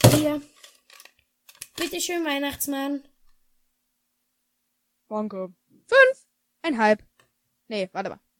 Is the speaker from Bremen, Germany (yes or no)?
no; Dortmund, North Rhine-Westphalia, Germany; Nee, ich komme ähm, aus Dortmund.